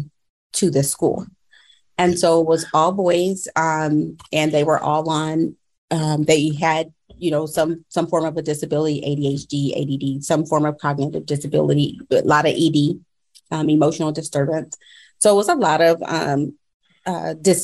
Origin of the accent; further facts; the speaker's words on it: Apple Valley, California, United States; I currently reside, or I'm from Apple Valley, California, by way of Moreno Valley.